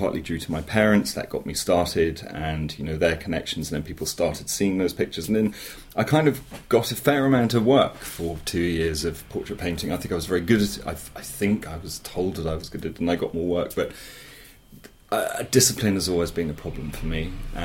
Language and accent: English; Dorset, South West England, United Kingdom; I grew up in Dorset in the 70s, very rural, still a county with no motorway, but then really kind of lost in the wilds in the Marshwood Vale.